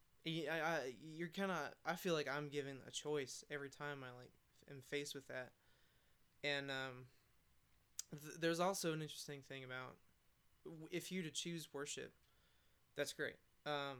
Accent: Atlanta, Georgia, United States; now in Murfreesboro, United States; I'm from Atlanta

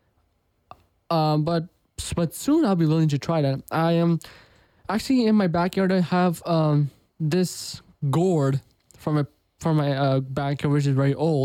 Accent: United States; my parents are from India, but I was born in America

